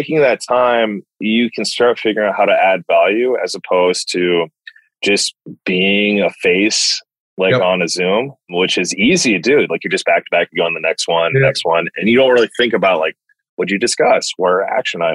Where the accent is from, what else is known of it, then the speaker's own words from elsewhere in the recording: United States; as an American that's only worked for Americans